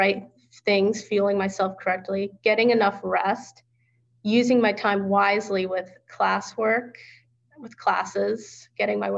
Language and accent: English; New Jersey, United States; moved away; New Jersey, which is where I'm from, and it's 30 minutes from my hometown.